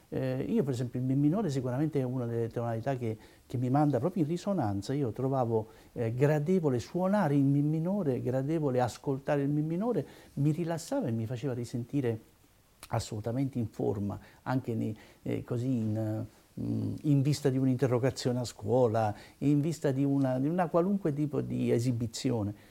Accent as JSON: {"language": "Italian", "town": "Naples", "region": "Campania", "country": "Italy", "said": "io sono napoletano"}